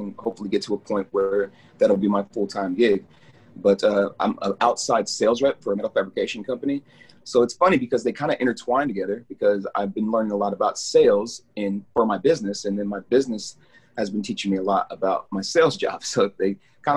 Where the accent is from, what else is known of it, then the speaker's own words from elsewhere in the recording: Lawrence, Kansas, United States; also born or lived in Topeka, Kansas / Lenexa, Kansas; I pretty much grew up here my whole life. I was born in Kansas City, Missouri, and moved to Topeka briefly. But I've been in Lawrence since I was about 8 years old, off and on